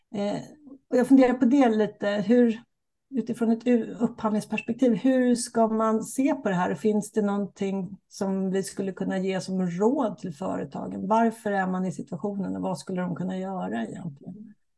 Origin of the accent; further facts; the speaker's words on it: Sweden; vi som svenskar och som bor i Sverige